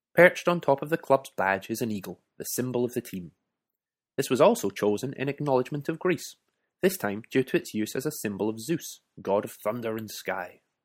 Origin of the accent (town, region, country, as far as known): Scotland, United Kingdom